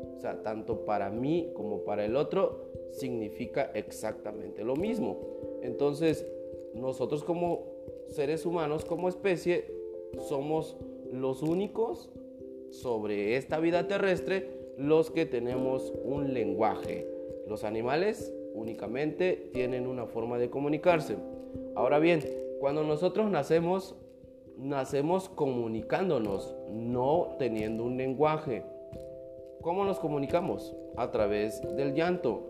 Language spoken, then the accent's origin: Spanish; Mexico; como mexicanos